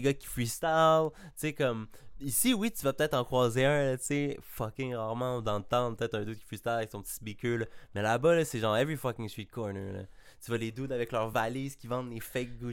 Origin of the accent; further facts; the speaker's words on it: Laval, Quebec, Canada; pour un gars de Montréal, je suis un Lavallois